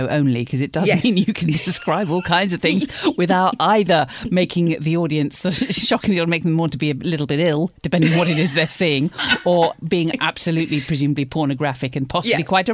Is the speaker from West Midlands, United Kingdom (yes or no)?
no; London, United Kingdom; moved away; I grew up near East Finchley